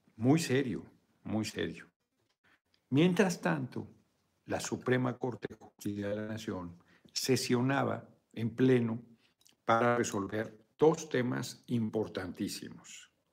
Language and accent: Spanish; Mexico; en mi país no es obligatorio